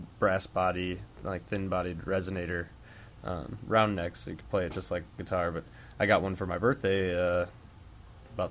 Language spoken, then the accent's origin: English; La Porte, Indiana, United States; I grew up in LaPorte. Went to New Prairie High School